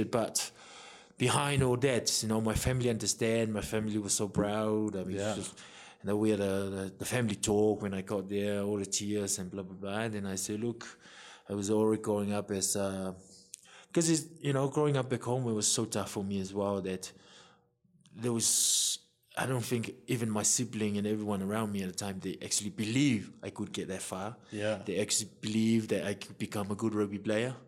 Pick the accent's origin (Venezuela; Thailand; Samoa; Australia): Samoa; growing up in Samoa